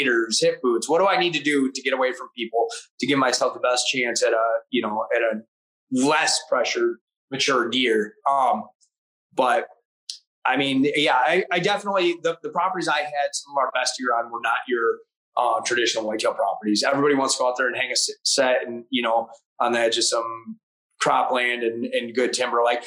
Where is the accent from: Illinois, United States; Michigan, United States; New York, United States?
Michigan, United States; in my home state